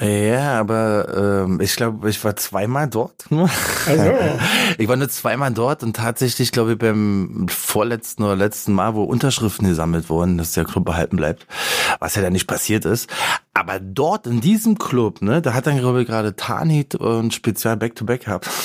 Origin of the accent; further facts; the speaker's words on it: Berlin, Germany; der Bezirk, wo ich aufgewachsen bin